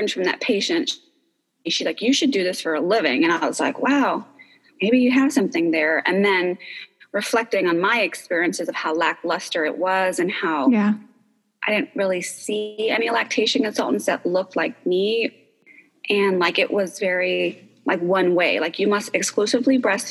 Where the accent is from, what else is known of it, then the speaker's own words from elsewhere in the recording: New York, United States; moved away as an adult; also born or lived in California; now in Austin, United States; I'm originally from New York, and I've been in Austin now for almost 15 years